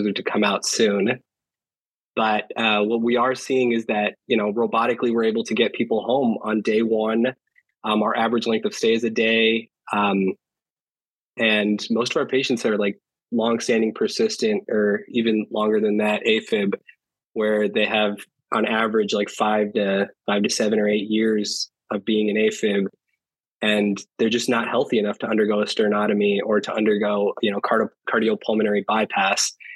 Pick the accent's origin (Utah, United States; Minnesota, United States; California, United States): California, United States; Fremont; moved away as an adult; also born or lived in San Diego, California; now in Wisconsin, United States; I was born and raised in the Bay Area, went to college at UC San Diego, did my master's there